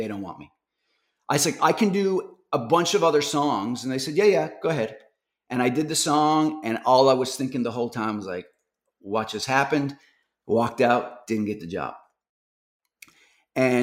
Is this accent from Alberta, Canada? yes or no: no; Newfoundland and Labrador, Canada; I'm from Newfoundland.